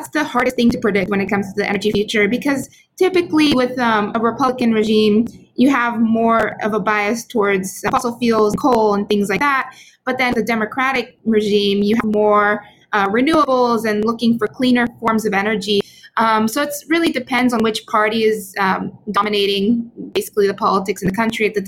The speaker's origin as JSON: {"language": "English", "town": "Houston", "region": "Texas", "country": "United States", "tie": "born or raised there", "also_born_or_lived": "Stanford, California", "moved": "as an adult", "said": "I grew up in Houston, Texas, in the United States"}